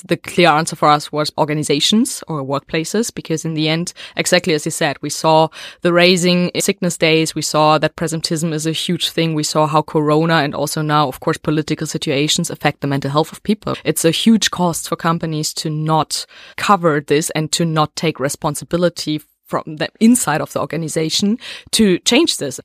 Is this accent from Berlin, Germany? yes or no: yes; Berlin, Germany; We are based in Berlin, and we are from Berlin